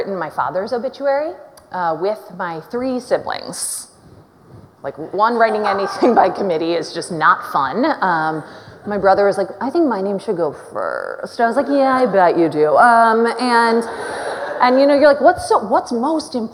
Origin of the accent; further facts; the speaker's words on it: Minneapolis, Minnesota, United States; born and raised in Minneapolis